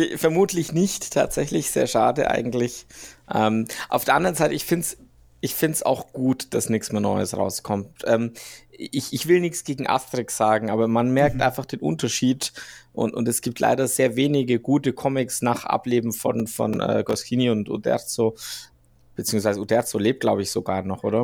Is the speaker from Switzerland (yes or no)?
yes; Switzerland; ich bin ja Schweizer